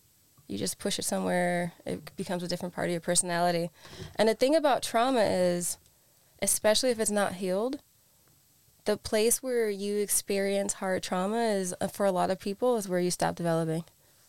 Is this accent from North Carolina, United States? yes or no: no; Scranton, Pennsylvania, United States; also born or lived in Newark, New Jersey; I grew up in Scranton, Pennsylvania. Very white, if you can't tell by my accent.